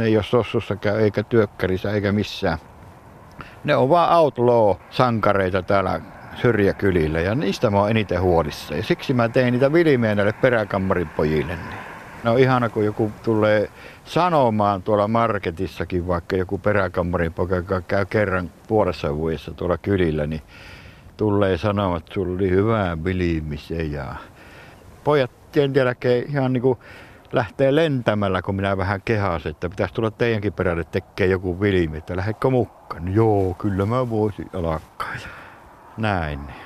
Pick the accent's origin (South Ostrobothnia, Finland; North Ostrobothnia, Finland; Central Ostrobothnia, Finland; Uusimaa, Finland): North Ostrobothnia, Finland; Oulu; also born or lived in North Karelia; now in Pudasjärvi, Finland; mä lapsuuteni veti Oulussa